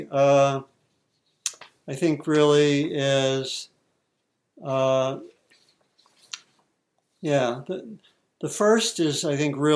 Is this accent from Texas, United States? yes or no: no; D.C., Maryland near Washington, United States; I grew up in Maryland near Washington, D.C.